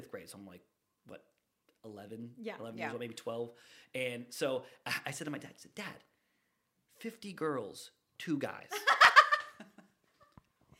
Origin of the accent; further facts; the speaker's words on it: Northeast Ohio, United States; moved away as an adult; now in Riverview, United States; I was born and raised in Ohio